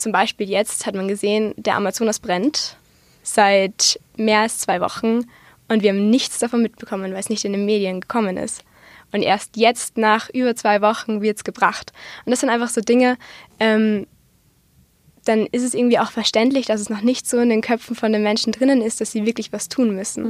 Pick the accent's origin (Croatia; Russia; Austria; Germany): Austria; bei uns in Österreich